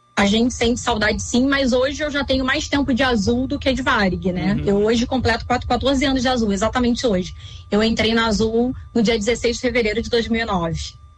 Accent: Rio de Janeiro, Brazil; eu sou carioca, morava no Rio de Janeiro

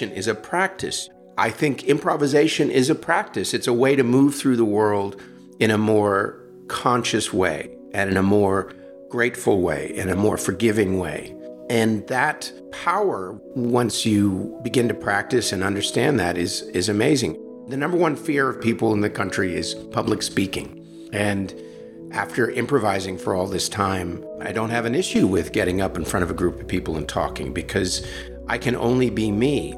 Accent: San Francisco, California, United States; I grew up in San Francisco. I grew up in the city

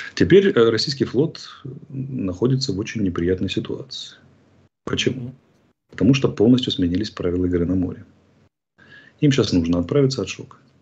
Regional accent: Georgia; now in Ukraine; прекрасной страной моей малой родины

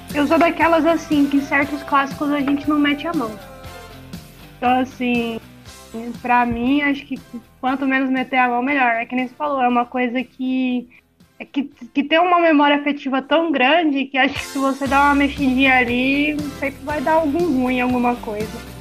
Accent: São Paulo, Brazil; now in Uberlândia, Brazil; morei na, em São Paulo, que sou de São Paulo, Cara, isso fez parte da minha infância

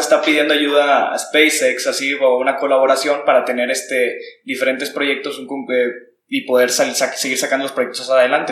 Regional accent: Mexico; nosotros como mexicanos

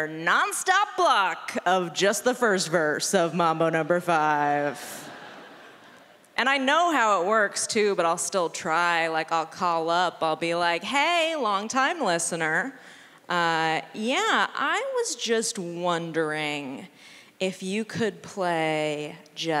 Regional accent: San Francisco, California, United States; now in Los Angeles, United States; I'm from San Francisco

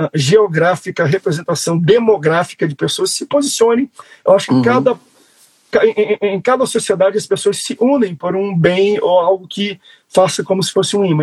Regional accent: Amazonas, Brazil; eu sou amazonense

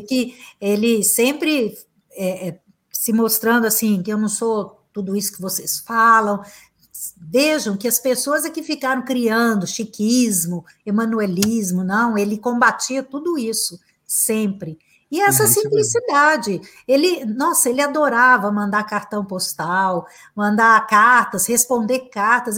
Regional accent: Uberaba, Minas Gerais, Brazil; also born or lived in São Paulo / Los Angeles; eu nasci em Uberaba e atualmente estou morando aqui também

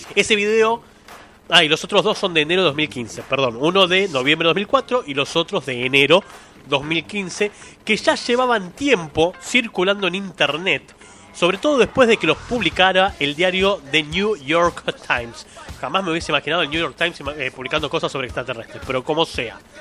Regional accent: Argentina; no soy centroamericano, soy argentino

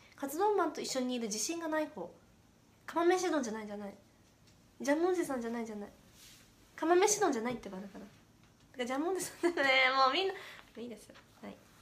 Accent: Gifu, Japan; moved away; 岐阜出身ということでサブ地元の名古屋で

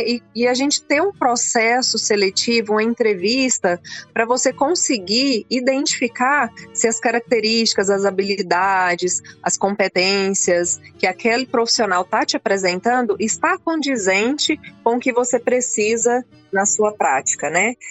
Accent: Rio Verde, Goiás, Brazil; also born or lived in Montividiu; Eu, eu nasci em Rio Verde, logo criança fui é. morar na fazenda. Fui criada na roça até vir para a escola.

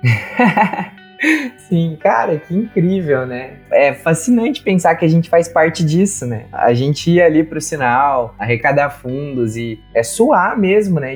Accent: Minas Gerais, Brazil; moved away as an adult; now in Pelotas, Brazil; sou de Minas Gerais e agora estou morando aqui em Pelotas

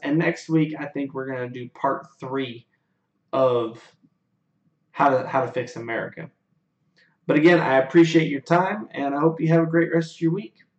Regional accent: United States; as an American people

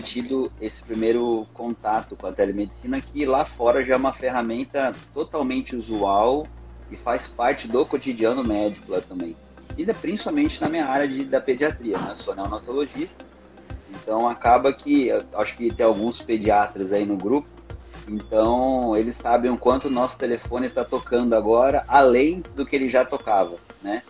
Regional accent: Mato Grosso do Sul, Brazil; eu sou do Mato Grosso do Sul

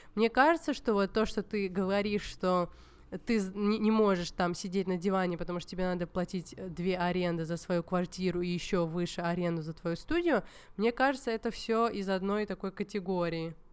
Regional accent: Georgia; хотя я вообще из Грузии

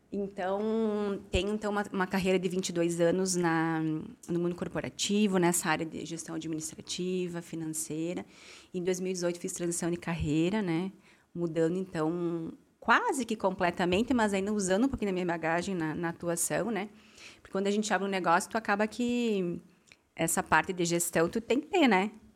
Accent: Amaral, Brazil; moved away as an adult; now in Farroupilha, Brazil; saí da minha cidade natal, que é Amaral, vim para Farroupilha

